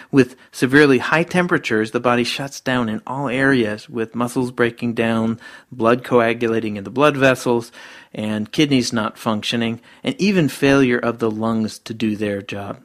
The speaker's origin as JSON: {"language": "English", "region": "Georgia", "country": "United States", "tie": "born or raised there", "said": "those of us living in my home state of Georgia"}